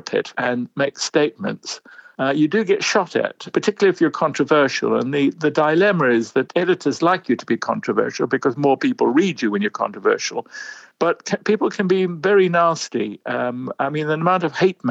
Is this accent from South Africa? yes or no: yes; South Africa; moved away as an adult; also born or lived in London; I grew up in South Africa. My parents were British who went out after the war